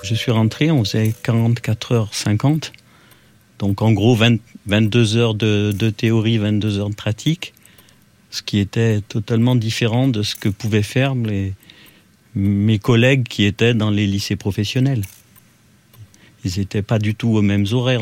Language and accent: French; Roche-la-Molière, Auvergne-Rhône-Alpes, France; Je suis né à Roche-la-Molière dans la Loire